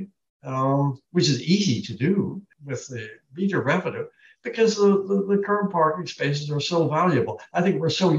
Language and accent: English; Long Beach, California, United States; I was born in Long Beach.